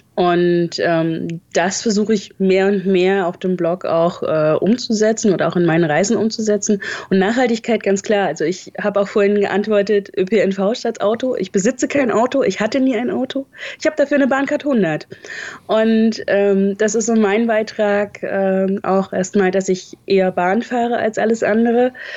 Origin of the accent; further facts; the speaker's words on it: north of Leipzig, Saxony, Germany; moved away as an adult; also born or lived in Hesse / Hamburg; now in Dortmund, Germany; ich bin in Leipzig geboren und ähm, etwas nördlich davon aufgewachsen